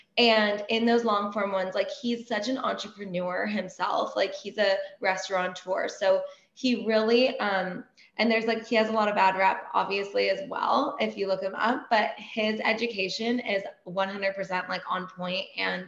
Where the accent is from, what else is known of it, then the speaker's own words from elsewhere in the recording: Iran; And then saffron ice cream is like a big thing growing up in Iran and whatever, being Persian.